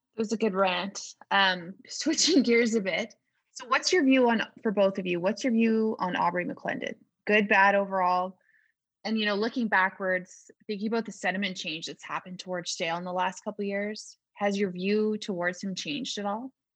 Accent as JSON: {"language": "English", "country": "Canada", "said": "I'm from Canada."}